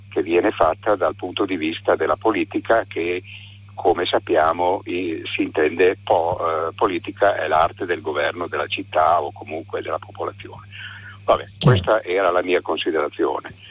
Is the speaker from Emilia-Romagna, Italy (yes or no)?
yes; Bologna, Emilia-Romagna, Italy; now in Florence, Italy; vivo da 15 anni in un paesino della, della, montagna in provincia di Firenze, ma sono originario di Bologna, come tradirà il mio accento, diciamo così.